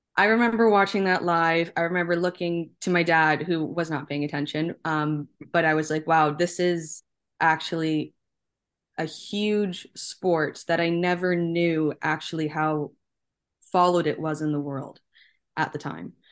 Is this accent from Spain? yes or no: no; Canada; being Canadian, being born and raised here